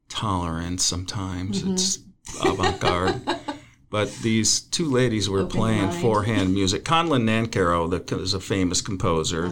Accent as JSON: {"language": "English", "area": "Chautauqua", "region": "New York", "country": "United States", "moved": "yes", "said": "I'm from Chautauqua"}